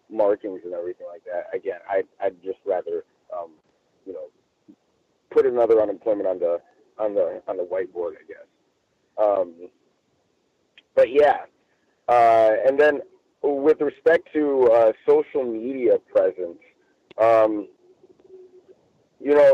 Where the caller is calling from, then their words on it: Los Angeles, California, United States; I'm reporting from Los Angeles.